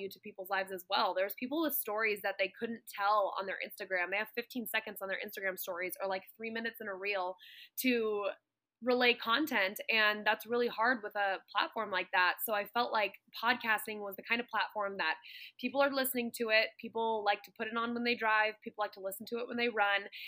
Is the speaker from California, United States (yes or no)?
yes; Santa Clarita, California, United States; moved away as an adult; Santa Clarita where I grew up, and you know, I grew up in Southern California